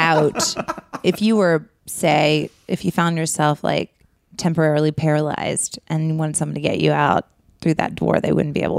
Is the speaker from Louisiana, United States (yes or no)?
no; Texas, United States; also born or lived in Tennessee; I'm from Texas.